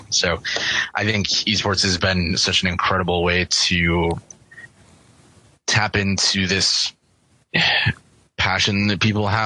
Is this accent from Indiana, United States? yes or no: no; Buffalo, New York, United States; moved away; I'm from Buffalo